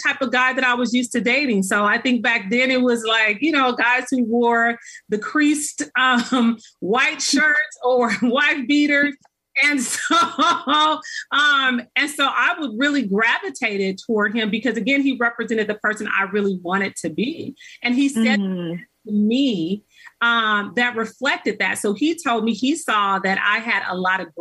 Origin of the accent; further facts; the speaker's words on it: Los Angeles, California, United States; I grew up in South Central